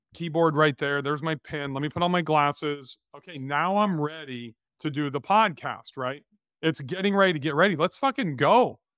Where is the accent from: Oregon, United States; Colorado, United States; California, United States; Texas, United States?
California, United States; Bakersfield; We grew up together in Bakersfield, California